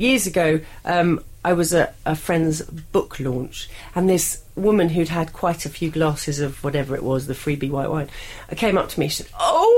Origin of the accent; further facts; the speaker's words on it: London, United Kingdom; Me, London. I'm London born and bred.